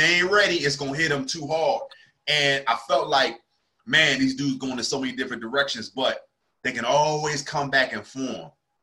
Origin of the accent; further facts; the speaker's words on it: New Jersey, United States; now in Charlotte, United States; I'm originally from South Jersey. Like, I'm right near Philly